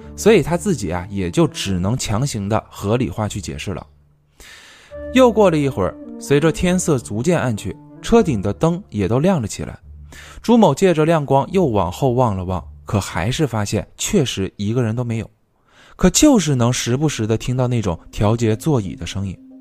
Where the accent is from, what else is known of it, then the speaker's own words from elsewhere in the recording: the South, southern China, China; now in northern China; 我小时候在南方啊，我记得那边都是用那种大红桶去烧的